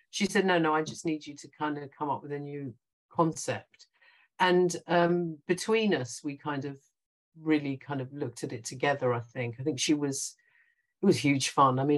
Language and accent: English; London, United Kingdom; born there; very young, and so I was born in in London, uh, and my younger brother was also born here. But we were brought up very Indian. We weren't allowed to speak English at home.